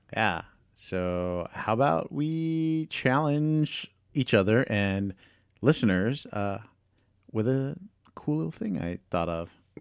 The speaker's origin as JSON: {"language": "English", "town": "Houston", "region": "Texas", "country": "United States", "tie": "born or raised there", "said": "my hometown park"}